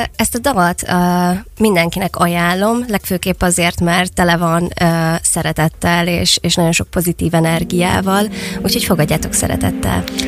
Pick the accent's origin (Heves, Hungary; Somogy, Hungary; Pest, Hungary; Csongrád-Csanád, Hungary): Csongrád-Csanád, Hungary; Szeged; mivel itt nőttem fel, és itt élek jelenleg is